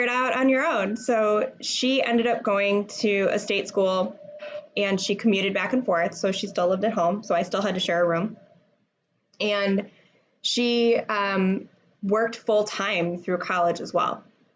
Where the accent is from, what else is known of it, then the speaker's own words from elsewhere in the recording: Franklin, Wisconsin, United States; I grew up in Franklin, Wisconsin, which is a suburb of Milwaukee